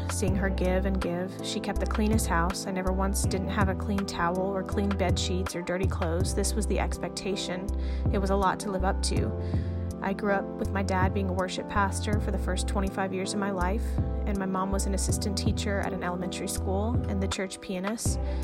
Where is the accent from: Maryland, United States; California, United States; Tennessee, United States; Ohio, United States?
Tennessee, United States; East; I grew up in East Tennessee